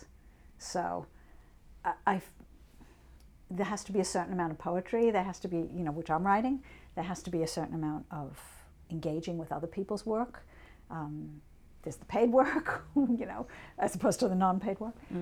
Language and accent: English; New York, United States; I'm a New Yorker